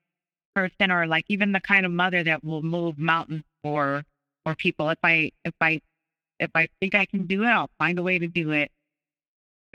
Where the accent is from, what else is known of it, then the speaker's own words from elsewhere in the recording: Southern Arizona, United States; I grew up in Southern Arizona